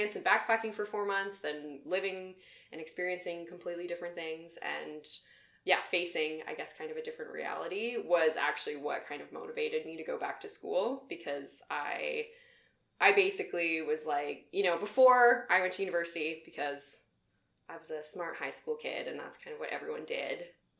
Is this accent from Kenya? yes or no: no; Camrose, Alberta, Canada; also born or lived in Edmonton; I came back to Alberta, I'll say, because I'm from Camrose. So I went to U of A at Augustana for a semester, lived at home